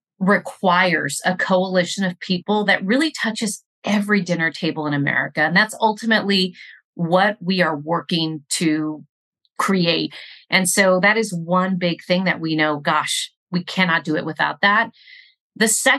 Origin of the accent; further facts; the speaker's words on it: Rio Grande Valley, Texas, United States; I grew up in the Rio Grande Valley, and in my community, we have a population that is predominantly Mexican-American.